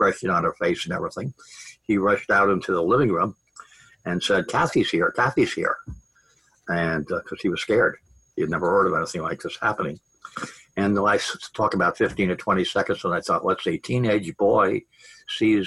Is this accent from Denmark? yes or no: no; Long Island, Manhattan, New Jersey, Northeast, United States; I grew up on Long Island and in Manhattan, New Jersey, Northeast